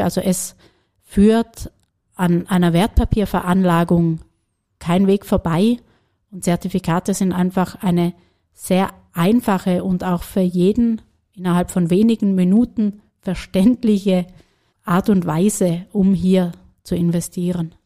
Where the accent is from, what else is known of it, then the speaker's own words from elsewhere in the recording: Germany; moved away as an adult; also born or lived in Paris, France / Berlin, Germany; now in Vienna, Austria; ich als gebürtige Deutsche